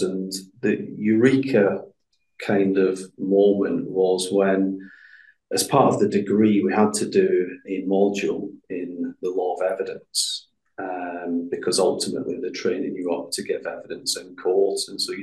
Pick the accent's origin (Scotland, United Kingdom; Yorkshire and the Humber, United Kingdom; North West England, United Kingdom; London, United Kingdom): Scotland, United Kingdom; Glasgow; I come from Glasgow originally, a place in the east end of Glasgow